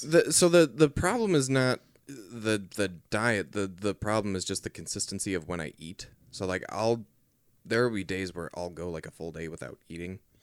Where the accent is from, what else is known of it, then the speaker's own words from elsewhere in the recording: Portland, Oregon, United States; where we kinda grew up